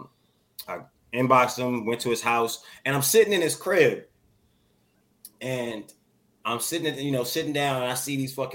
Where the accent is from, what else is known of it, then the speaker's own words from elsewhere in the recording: Landover, Maryland, United States; moved away; I'm from Landover, Maryland